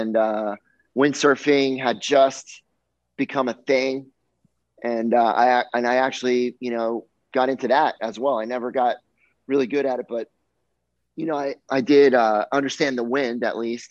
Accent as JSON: {"language": "English", "town": "Miami", "region": "Florida", "country": "United States", "tie": "born or raised there", "said": "growing up in Miami, my summer job was always teaching sailing on Hobie Cats"}